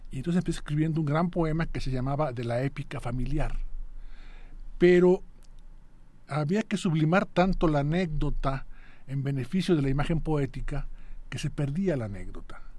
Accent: Aguascalientes, Mexico; moved away as an adult; Yo nací en Aguascalientes. ¿Y, estudias la primaria? La, preparatoria. Al acabar la prepa a los 18 años, 19, me voy a Cuba a estudiar.

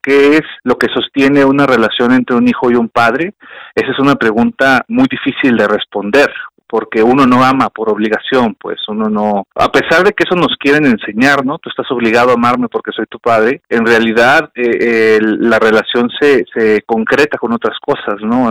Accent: southern Jalisco, Mexico; soy de Jalisco, ¿no? Soy del sur de Jalisco, entonces vengo de un rancho

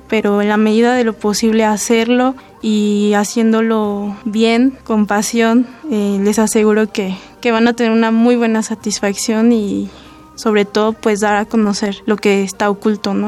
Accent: Pátzcuaro, Michoacán, Mexico; yo soy de Pátzcuaro

